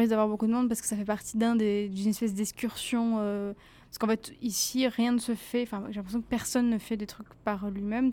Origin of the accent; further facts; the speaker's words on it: Normandy, France; je viens d'à côté d'Evreux